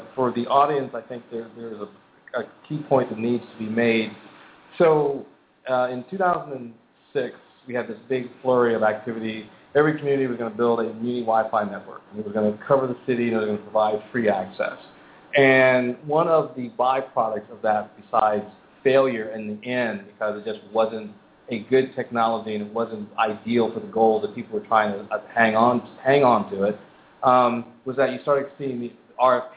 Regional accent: Philadelphia, Pennsylvania, United States; moved away; I'm actually from Philadelphia originally

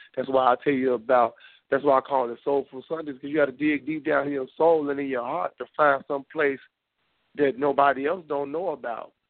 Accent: Memphis, Tennessee, United States; also born or lived in outside Chicago, Illinois; now in Chicago area, United States; I know where I'm from. I'm from Memphis, Tennessee. I just so happen to live outside of Chicago

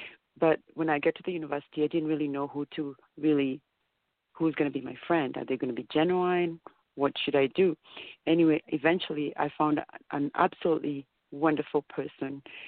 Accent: Kenya; now in Canada; I came to Canada from Kenya. When we came to Canada, the reason there were 7 of us in the family, and we came with only 4 suitcases. So we came to have a better life here in Canada.

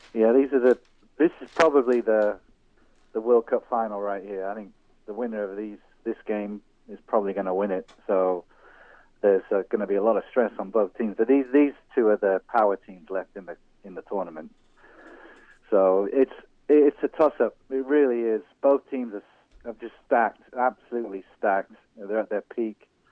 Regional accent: England, United Kingdom; moved away; also born or lived in Wales; I was born in England to an Irish family

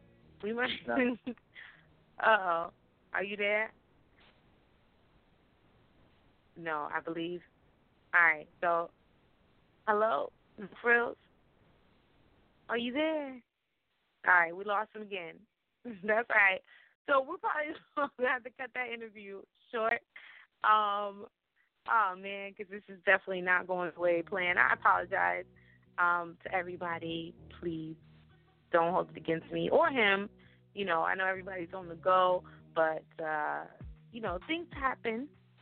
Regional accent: West Coast, United States; now in New York, United States; Like, I'm originally from the West Coast. You probably can't tell that because I've been in New York for so long.

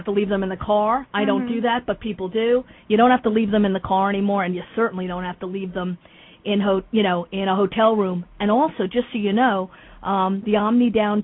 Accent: New York City, New York, United States; now in Los Angeles, United States; I am from New York City originally

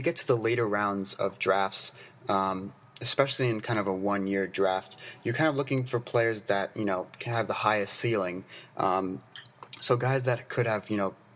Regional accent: United States; I'm American

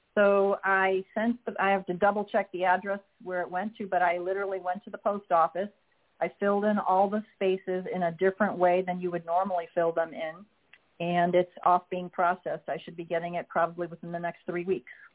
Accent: Illinois, United States; I am a state citizen of my birth state of Illinois

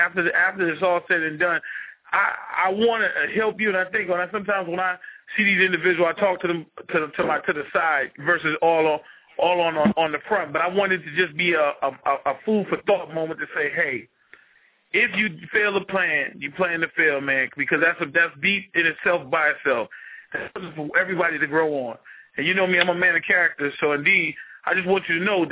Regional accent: Charleston, United States; I'm from Charleston

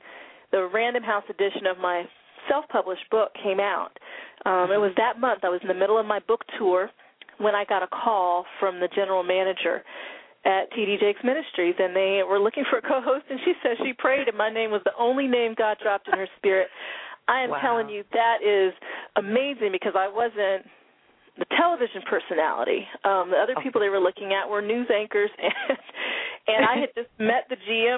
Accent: Denver, Colorado, United States; also born or lived in North Florida / Germany; I was born in North Florida, and then we moved to Germany when I was in the second grade, and I lived there through fourth grade. And then we moved to Denver, Colorado. I consider Colorado to be where I grew up

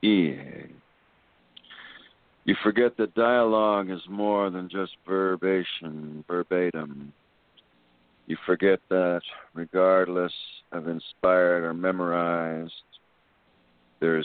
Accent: Texas, United States; being Texan, that's where it's at with me.

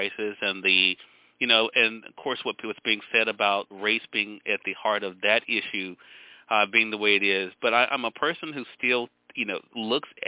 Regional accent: Mississippi, United States; I'm from Mississippi. We're on the radio here in Mississippi now. I feel where I've spent most of my life, and I've lived in other places, but Mississippi is where I've spent the majority of my life

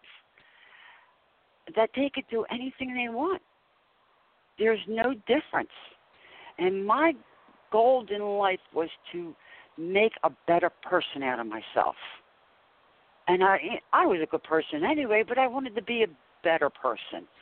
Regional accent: Philadelphia, Pennsylvania, United States; now in South Jersey, United States; I'm originally from South Philadelphia, and when I moved here to South Jersey

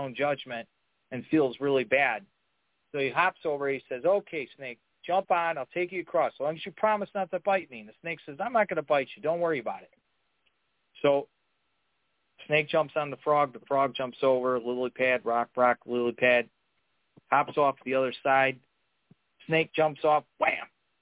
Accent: Chicago, Illinois, United States; I'm from Chicago

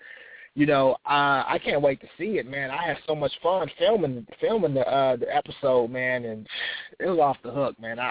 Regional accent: Oakland, California, United States; now in Sacramento, United States; I'm a West Coast cat, you know, I'm from Oakland

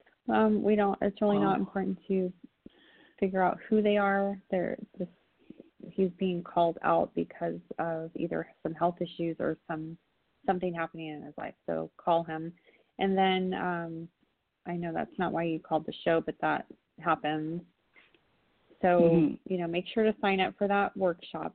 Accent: California, United States; I'm from California

